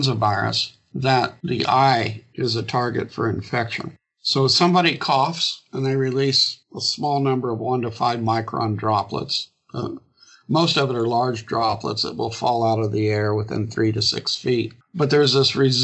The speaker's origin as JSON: {"language": "English", "region": "Illinois", "country": "United States", "tie": "born or raised there", "said": "my hometown of 18,000 people in Illinois"}